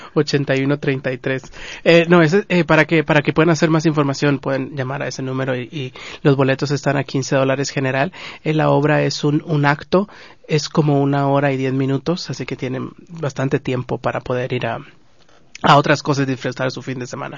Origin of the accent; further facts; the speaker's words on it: Guatemala; now in Los Angeles, United States; Nosotros como guatemaltecos